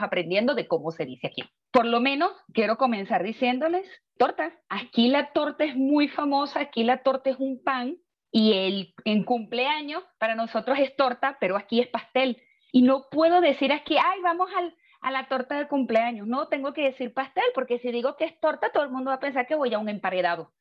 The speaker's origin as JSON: {"language": "Spanish", "country": "Venezuela", "also_born_or_lived": "Panama", "moved": "yes", "lives_now": "Mexico", "said": "Cuando salí de Venezuela, llegué a Panamá, llegué aquí a México"}